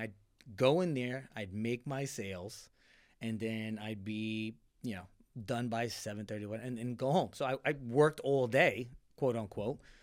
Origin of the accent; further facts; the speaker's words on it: Tampa, Florida, United States; also born or lived in New York; we left New York, uh, nine, ten. So, and then moved down to the Tampa Bay area